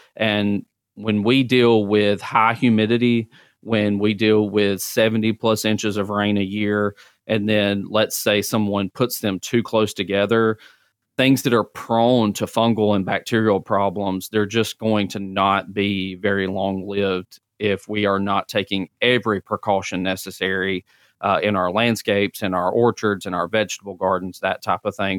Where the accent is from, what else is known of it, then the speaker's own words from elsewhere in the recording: Centre, Alabama, United States; moved away as an adult; now in Mobile, United States; I'm originally from Center, Alabama. I tell people I spell it the fancy way, C E N T R E.